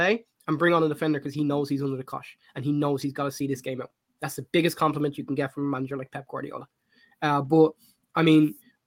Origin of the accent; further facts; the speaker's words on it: Ireland; growing up in Ireland